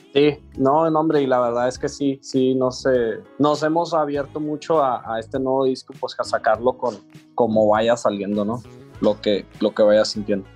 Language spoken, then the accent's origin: Spanish; Chihuahua, Mexico; nosotros somos de Chihuahua